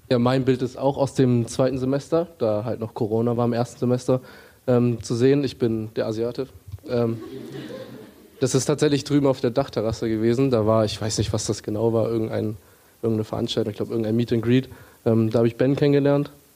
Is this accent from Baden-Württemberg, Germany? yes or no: no; Hamburg, Germany; Ich komme aus Hamburg, also ich hatte hier noch meinen Freundeskreis, ich habe meine Familie hier